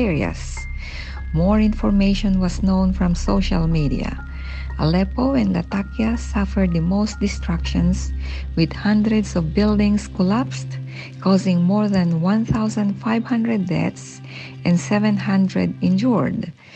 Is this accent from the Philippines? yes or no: yes; Philippines; we experienced earthquakes in the Philippines, my home country.